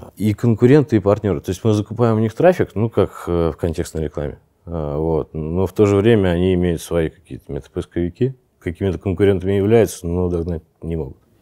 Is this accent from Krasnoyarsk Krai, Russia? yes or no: no; Saint Petersburg, Russia; moved away as an adult; now in Phuket, Thailand; Я родился, вырос в Питере